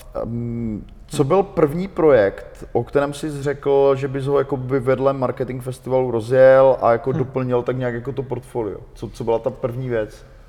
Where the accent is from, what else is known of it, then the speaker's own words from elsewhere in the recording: Ostrava, Moravian-Silesian Region, Czechia; jsem z Ostravy